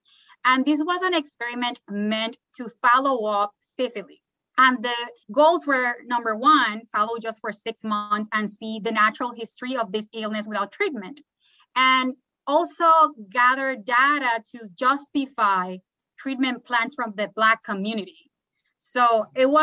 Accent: Puerto Rico; now in Durham, United States; Puerto Rico, my home country

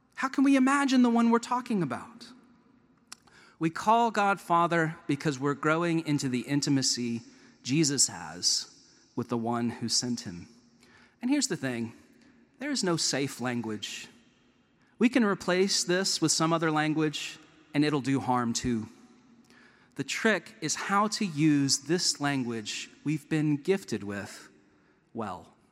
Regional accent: Chapel Hill, North Carolina, United States; moved away as an adult; also born or lived in Durham, North Carolina; now in Vancouver, Canada; I grew up in Chapel Hill as a Duke fan

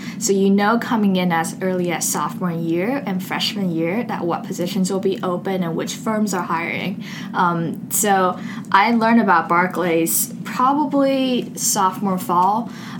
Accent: Beijing, China; also born or lived in Seattle, United States; now in United States; I'm originally from Seattle, spent 10 years growing up in Beijing before coming to Duke.

